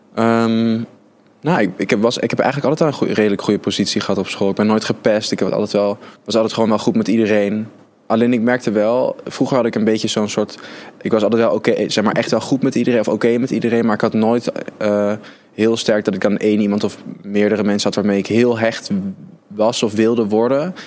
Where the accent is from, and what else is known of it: Arnhem, Gelderland, Netherlands; born or raised there